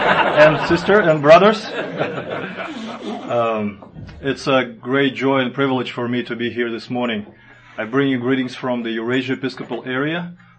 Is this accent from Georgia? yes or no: no; Kazakhstan; moved away as an adult; also born or lived in Moscow, Russia; I grew up in Kazakhstan, grew up there and was born during the Soviet Union. So I was raised in a, you know, regular Soviet typical family. We never had any religion. We were growing up as atheists.